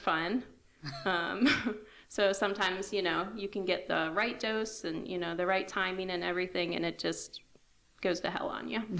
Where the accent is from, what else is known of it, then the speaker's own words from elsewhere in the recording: Towson, Maryland, United States; moved away as an adult; now in West Virginia, United States; I'm from Baltimore, Towson area. Okay. We moved here 2 years ago, and I'm loving it. I love the small town life.